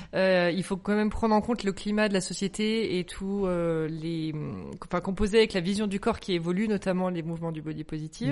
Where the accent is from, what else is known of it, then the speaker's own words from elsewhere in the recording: Cannes, Provence-Alpes-Côte d'Azur, France; now in Paris, France; Moi, je viens de Cannes